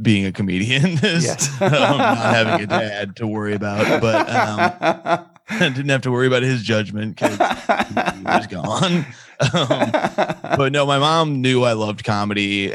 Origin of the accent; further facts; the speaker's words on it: Indiana, United States; his TV show is set in my hometown